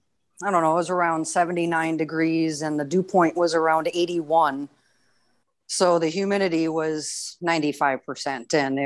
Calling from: Houston, Texas, United States; Just in the Houston area of Texas.

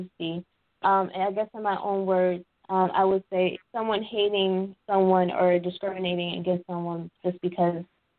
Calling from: Philadelphia, Pennsylvania, United States; I'm calling from Philadelphia

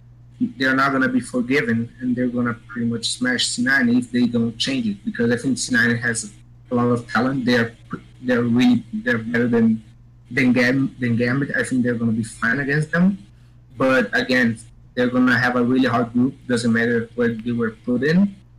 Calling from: Brazil

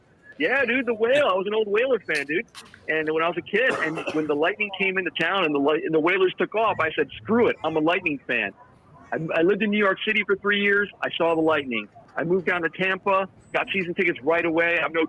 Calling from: Okinawa, Japan; Okinawa? Okinawa, Japan, bro.

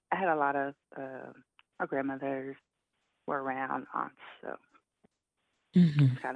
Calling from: Charlotte, North Carolina, United States

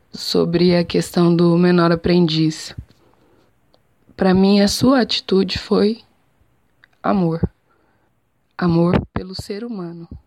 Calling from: Jataí, Goiás, Brazil

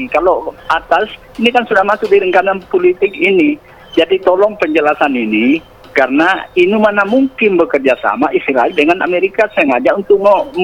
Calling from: Samarinda, East Kalimantan, Indonesia; dari Samarinda.

